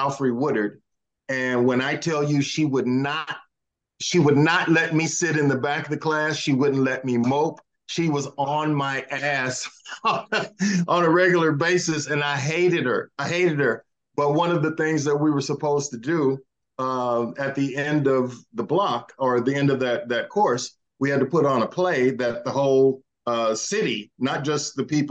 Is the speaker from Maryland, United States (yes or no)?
no; Indianapolis, Indiana, United States; moved away as an adult; I'm from Indianapolis, Indiana